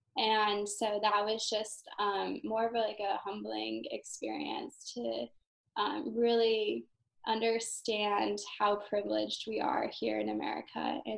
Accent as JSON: {"language": "English", "town": "Boise", "region": "Idaho", "country": "United States", "tie": "born or raised there", "moved": "as an adult", "said": "I was born and raised in Boise, Idaho"}